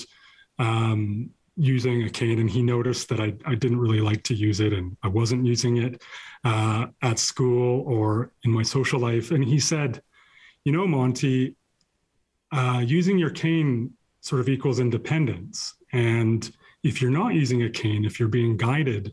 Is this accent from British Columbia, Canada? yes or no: yes; Cranbrook, British Columbia, Canada; the small town I grew up in Cranbrook, in southeast corner of British Columbia